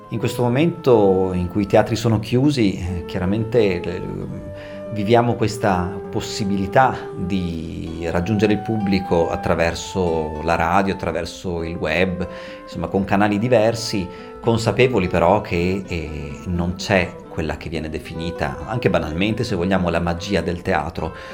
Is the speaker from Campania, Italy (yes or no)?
no; Trentino-Alto Adige, Italy; accent: Trentino dialect; first language Trentino dialect; io parlo in dialetto trentino, che è di fatto la mia lingua madre